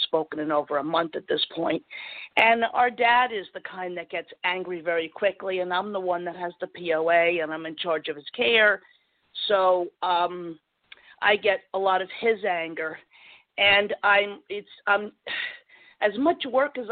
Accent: New Jersey, United States; Born and raised and still living here 60 years later

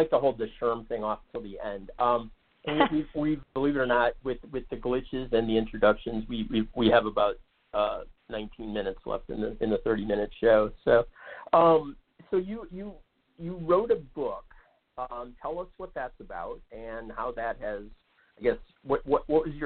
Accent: Ohio, United States; moved away; I grew up in Ohio

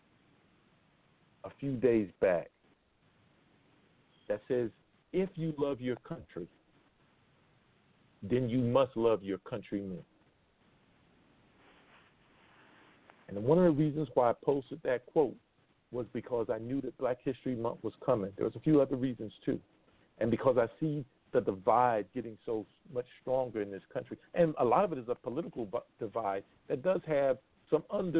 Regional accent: the Jim Crow South, United States; growing up in the Jim Crow South, because it's still a part of me

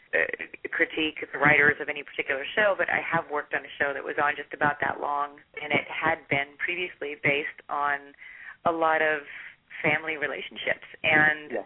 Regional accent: Pittsburgh, Pennsylvania, United States; moved away as an adult; a girl that was coming up from Pittsburgh of all places, had never done anything

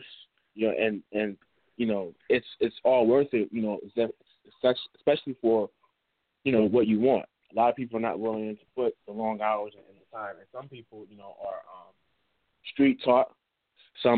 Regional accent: Mount Vernon, New York, United States; now in Connecticut, United States; I'm originally from Money Earning Mount Vernon

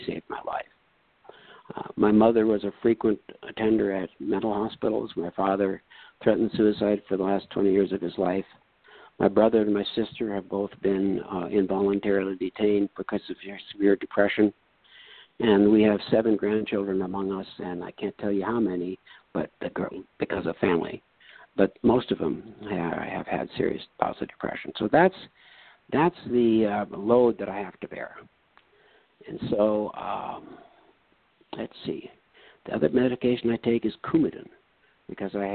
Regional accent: North Dakota, United States; I come from North Dakota

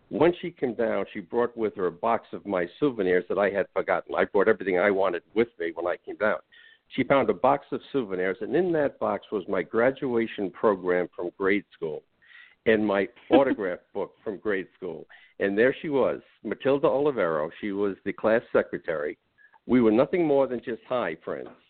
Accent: Brooklyn, New York, United States; moved away as an adult; also born or lived in Long Beach, New York / New Orleans; now in Florida, United States; me growing up in Brooklyn in the 1940s and 50s.

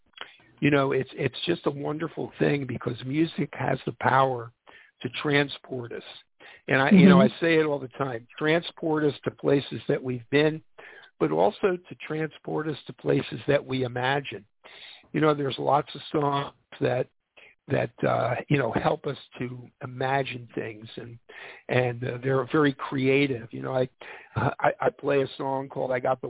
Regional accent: Philadelphia, Pennsylvania, United States; I grew up in Philadelphia.

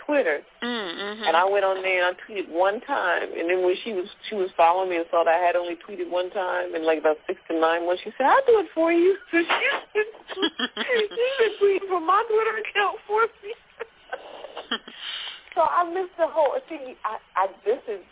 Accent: Pennsylvania, United States; I was born in Pennsylvania

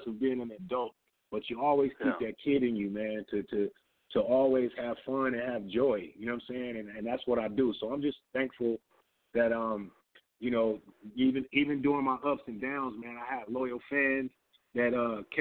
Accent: San Diego, California, United States; I'm from San Diego

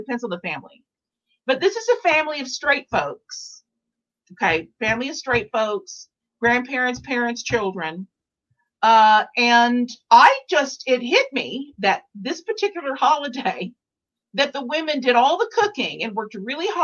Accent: Texas, United States; I'm from Texas and I was in Dallas

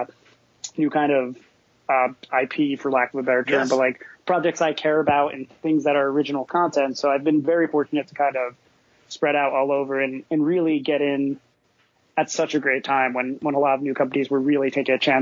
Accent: New Jersey, United States; also born or lived in New York; I lived there for a long time, and I grew up in Jersey

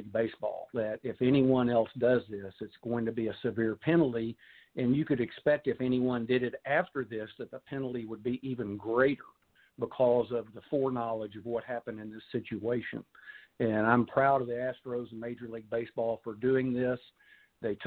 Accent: Texas, United States; accent: Texas; as a Texan and a baseball player and softball player and fan

